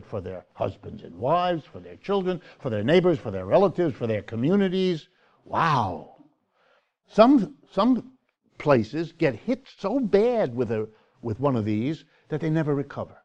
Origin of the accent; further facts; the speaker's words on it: Youngstown, Ohio, United States; my hometown, Youngstown, Ohio